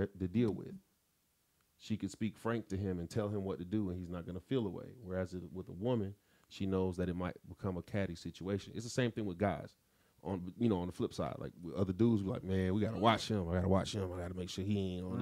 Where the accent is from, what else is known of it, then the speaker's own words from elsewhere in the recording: Florida, United States; moved away as an adult; also born or lived in Tallahassee / Jacksonville; now in Atlanta, United States; I'm from Florida